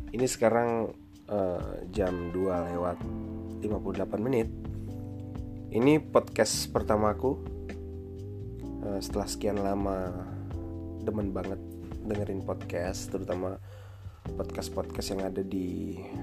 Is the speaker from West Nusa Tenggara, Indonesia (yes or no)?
yes; Lombok, West Nusa Tenggara, Indonesia; aku uh, aslinya dari Lombok